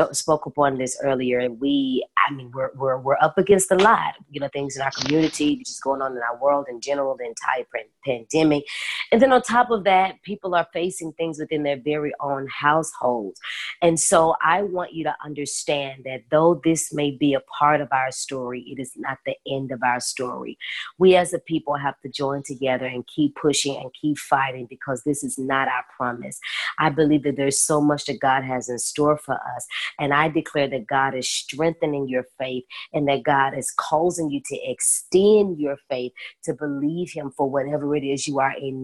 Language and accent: English; Memphis, Tennessee, United States; moved away as an adult; now in Atlanta, United States; I'm from Memphis. And I'm now in Atlanta, Georgia